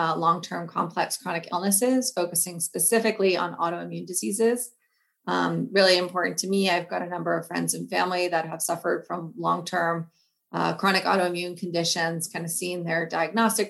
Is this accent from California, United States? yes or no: yes; Bay Area, California, United States; moved away as an adult; also born or lived in East Coast / New York; I'm actually originally from the Bay Area. However, I spent about 12 years on the East Coast